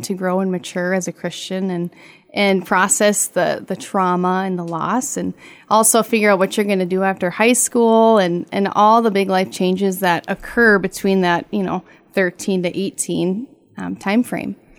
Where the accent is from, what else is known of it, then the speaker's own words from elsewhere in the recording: Laporte, Minnesota, United States; now in Walker, United States; I grew up in LaPorte.